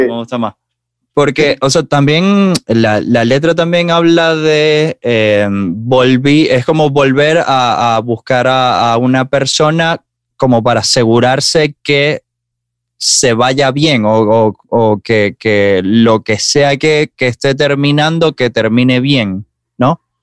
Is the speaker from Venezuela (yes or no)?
yes; Maracaibo, Zulia, Venezuela; moved away; yo soy de Maracaibo